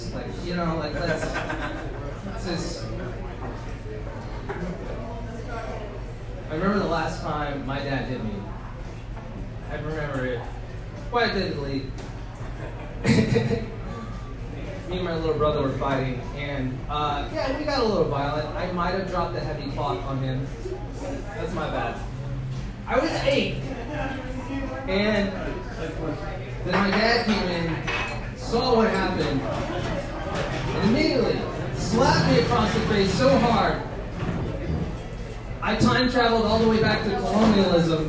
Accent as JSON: {"language": "English", "town": "Bakersfield", "region": "California", "country": "United States", "tie": "born or raised there", "moved": "yes", "lives_now": "Oakland, United States", "said": "I grew up in Bakersfield"}